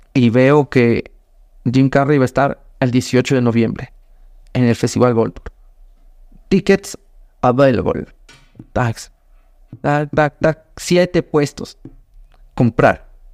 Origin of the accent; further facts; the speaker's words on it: Ecuador; vengo desde Ecuador